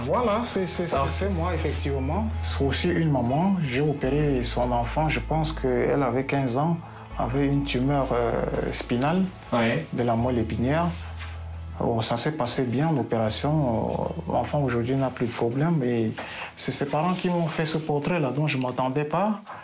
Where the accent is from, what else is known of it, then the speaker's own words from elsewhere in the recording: Cameroon; now in Tver, Russia; c'est mon pays natal